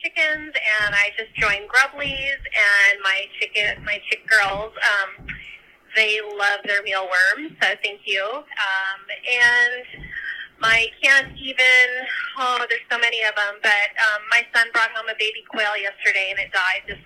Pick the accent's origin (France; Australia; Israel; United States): United States; Oregon; I'm from Oregon